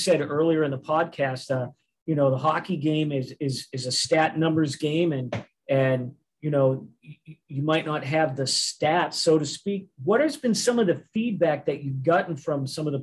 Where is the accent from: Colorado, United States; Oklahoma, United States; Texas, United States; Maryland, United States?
Oklahoma, United States; Tulsa; we're from Tulsa, Oklahoma